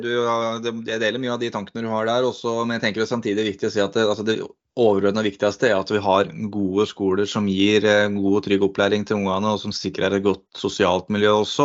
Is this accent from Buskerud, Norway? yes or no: yes; Eggedal, Buskerud, Norway; Eggedal skole som jeg gikk på der jeg vokste opp